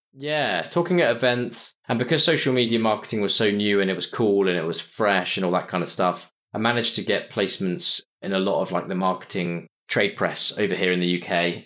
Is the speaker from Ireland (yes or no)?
no; Winchester, South East England, United Kingdom; moved away as an adult; also born or lived in Cardiff; now in London, United Kingdom; I grew up in a place called Winchester, like I said, which is a, about an hour away from London